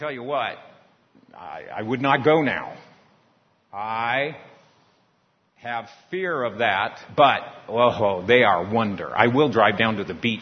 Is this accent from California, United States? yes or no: yes; San Diego, California, United States; Growing up in San Diego, in California, by the beach, I spent a lot of time in the water messing around